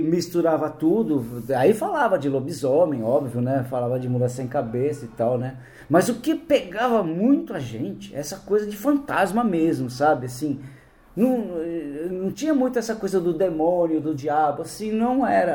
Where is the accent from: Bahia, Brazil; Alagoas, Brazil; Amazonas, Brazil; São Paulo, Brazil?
São Paulo, Brazil; also born or lived in Campo Grande, Mato Grosso do Sul; toda a minha vida tenha sido aqui em São Paulo